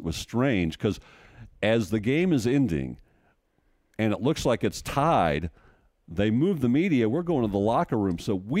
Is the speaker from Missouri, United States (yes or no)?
yes; St. Louis, Missouri, United States; now in Nashville, United States; I'm from St. Louis.